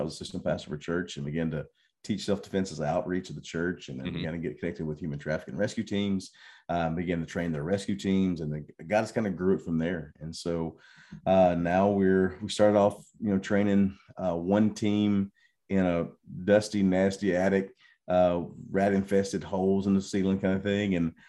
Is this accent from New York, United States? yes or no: no; Mississippi, United States; now in Thailand; Yeah, I'm from Mississippi. My wife will not claim me from Mississippi.